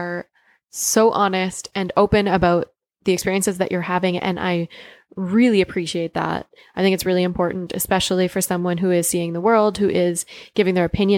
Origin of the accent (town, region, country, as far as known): Canada